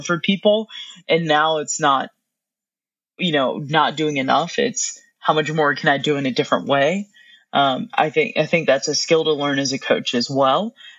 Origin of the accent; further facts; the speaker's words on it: North Carolina, United States; I'm from North Carolina, grew up a Duke fan